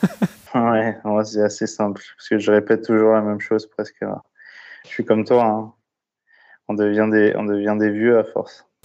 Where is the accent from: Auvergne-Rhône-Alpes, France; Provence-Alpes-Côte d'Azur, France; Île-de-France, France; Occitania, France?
Île-de-France, France; La Courneuve; also born or lived in Brittany; je suis originaire de Bretagne, mais j'ai été élevé dans le quartier populaire à La Courneuve, donc à, côté de Saint-Denis, à côté de Paris